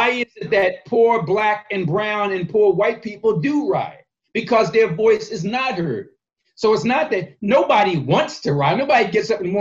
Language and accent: English; Philadelphia, Pennsylvania, United States; I was born and raised in North Philly, 20th in York